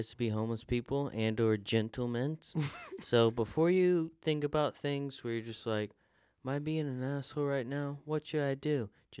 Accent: Florida, United States; like I grew up in Florida.

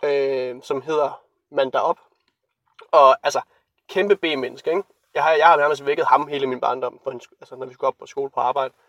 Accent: Randers, Central Denmark Region, Denmark; moved away; jeg så er hjemme i Randers

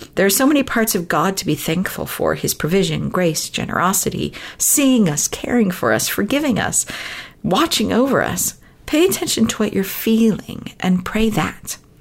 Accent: Southern California, United States; moved away as an adult; I'm from originally from Southern California

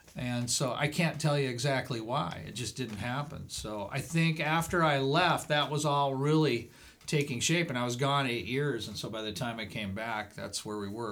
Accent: Cedar Rapids, Iowa, United States; moved away as an adult; I'm originally from Cedar Rapids

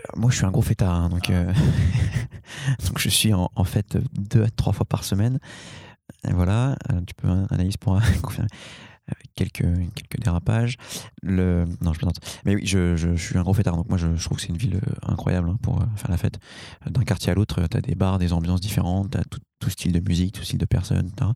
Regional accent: Paris, Île-de-France, France; moi je suis parisien, parisien, hein, donc euh, c'est mon village

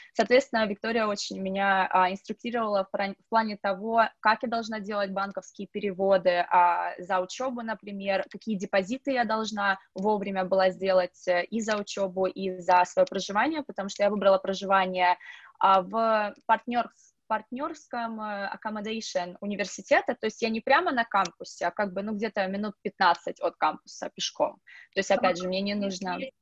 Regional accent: Russia; moved away as an adult; now in Dublin, Ireland; я одна из России

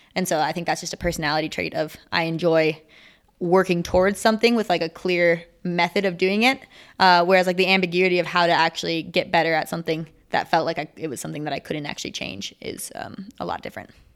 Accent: Minnesota, United States; now in Salt Lake City, United States; I live in Salt Lake City, Utah. I'm actually from Minnesota, though

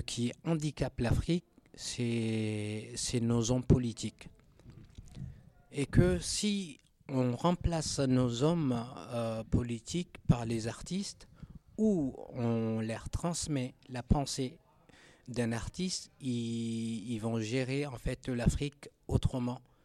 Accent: Chad; en tant que Tchadien originaire du Tchad

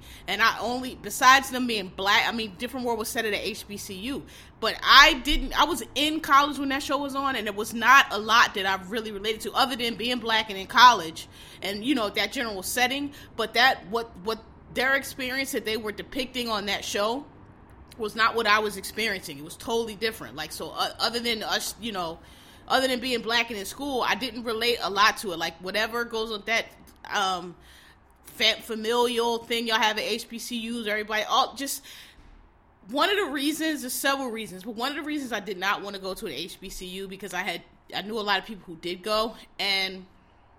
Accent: Philadelphia, Pennsylvania, United States; I grew up in Philadelphia. That's a black ass city

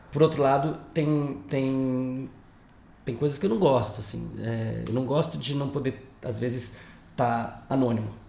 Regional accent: Brasília, Federal District, Brazil; born or raised there; moved away as an adult; also born or lived in United States / Natal

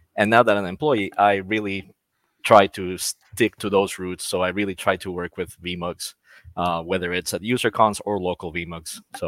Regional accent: Costa Rica; also born or lived in Orlando, Florida; now in Florida, United States; I am from Costa Rica, and I work for VMware in the US as a staff technical account manager.

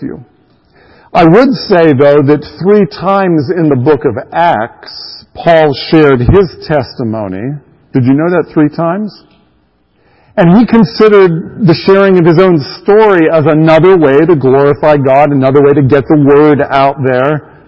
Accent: Greensburg, Pennsylvania, United States; also born or lived in Rhode Island; I was raised there in Western Pennsylvania. I don't remember anything about Rhode Island. I was too young, by the time we moved away. I grew up there in Western Pennsylvania.

